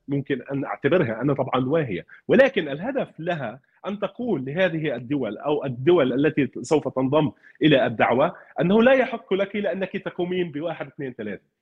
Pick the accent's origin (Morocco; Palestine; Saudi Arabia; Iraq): Palestine; انا كمحامي فلسطيني